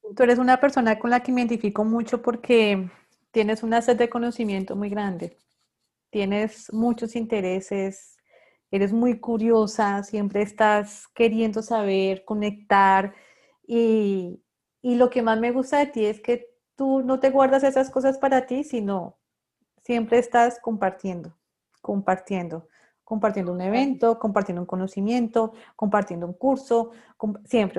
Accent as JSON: {"language": "Spanish", "region": "Bogotá", "country": "Colombia", "moved": "as an adult", "lives_now": "Barranquilla, Colombia", "said": "también soy bogotana como tú"}